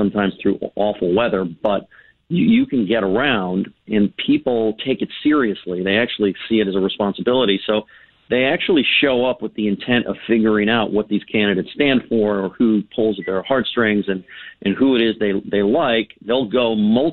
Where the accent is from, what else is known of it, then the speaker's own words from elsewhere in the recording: California, United States; I'm from California, where nobody cares about politics